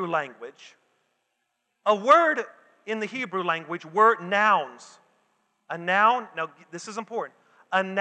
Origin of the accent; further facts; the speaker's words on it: the South, United States; I'm from the South